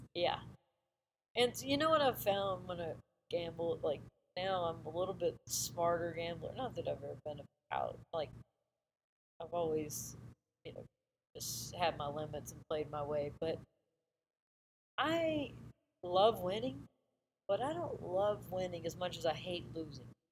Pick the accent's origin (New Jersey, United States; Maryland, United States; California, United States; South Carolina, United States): South Carolina, United States; Myrtle Beach; I grew up in Myrtle Beach area